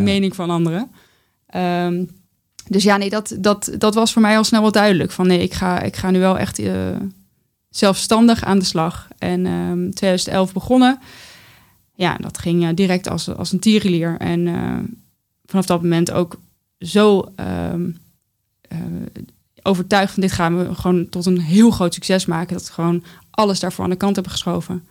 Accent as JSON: {"language": "Dutch", "region": "North Brabant", "country": "Netherlands", "tie": "born or raised there", "moved": "yes", "lives_now": "The Hague, Netherlands"}